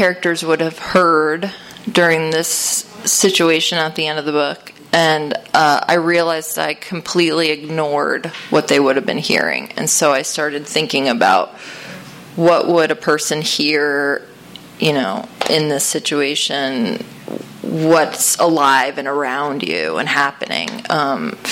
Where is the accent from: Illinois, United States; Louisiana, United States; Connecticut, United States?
Connecticut, United States; I grew up in Connecticut, and I grew up in, like, a wealthy town